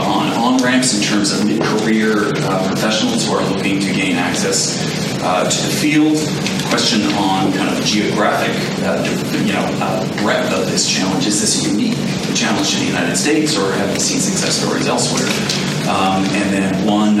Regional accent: Canada; as a Canadian

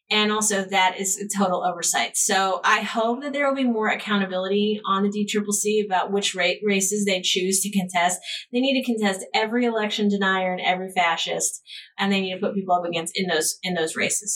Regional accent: Ohio, United States; I'm from Ohio

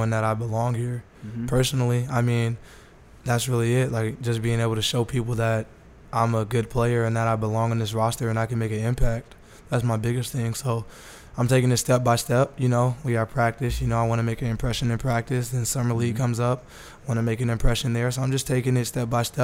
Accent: Las Vegas, Nevada, United States; I'm born and raised from Las Vegas

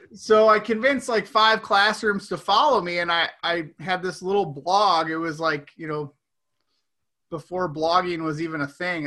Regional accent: outside of Chicago, Illinois, United States; moved away; I grew up outside of Chicago

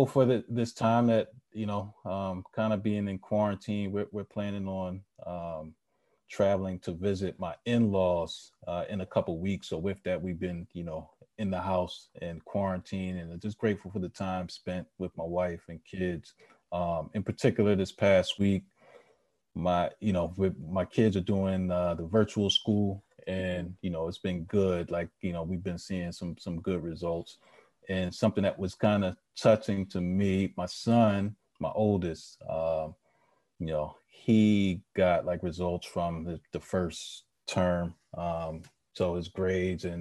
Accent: Philadelphia, Pennsylvania, United States; I grew up in Philly, you know, Philly born and bred

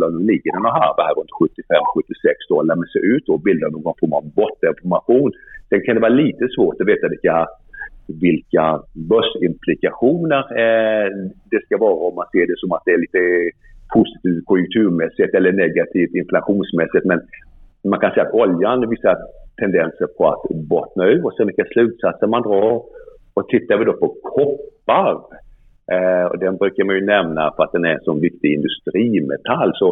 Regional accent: Sweden

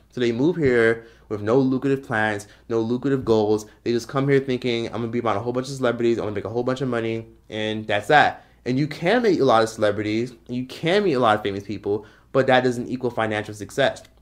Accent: Miami, Florida, United States; moved away as an adult; now in Los Angeles, United States; I'm from Miami, Florida, grew up in Miami

